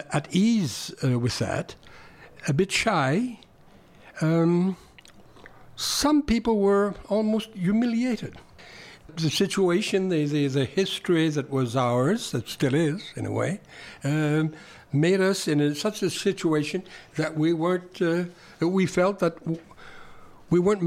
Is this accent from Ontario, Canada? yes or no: no; Montreal, Quebec, Canada; first language French; English is a second language; living in Montreal, as I was, I'm from Montreal, I identified spontaneously as what you said, you called a French Canadian